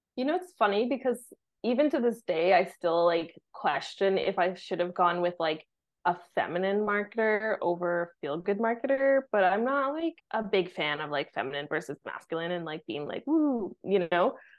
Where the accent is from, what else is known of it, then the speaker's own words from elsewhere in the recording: Vancouver, British Columbia, Canada; moved away as an adult; also born or lived in Mexico / south of France; now in France; growing up in Vancouver